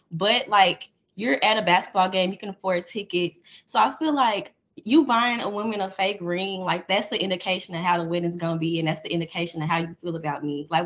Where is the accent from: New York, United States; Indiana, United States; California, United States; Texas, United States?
Texas, United States; Dallas; I'm from Dallas.